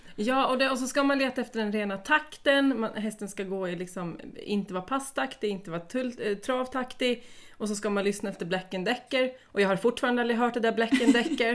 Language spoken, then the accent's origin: Swedish; Sweden; moved away as an adult; also born or lived in Uppsala; now in Åland, Finland; jag kommer från Sverige från början.